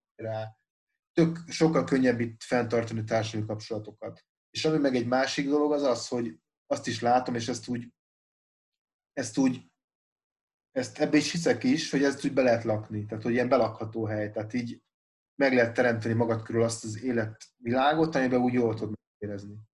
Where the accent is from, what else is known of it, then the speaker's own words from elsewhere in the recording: Budapest, Hungary; moved away as an adult; now in Pécs, Hungary; én Budapesten nőttem föl, meg ott is éltem 21 éves koromig